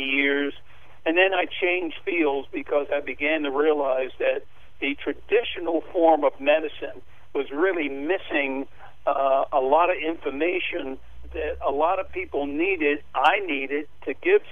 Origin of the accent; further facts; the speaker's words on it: New York, United States; I was born and raised in Spanish Harlem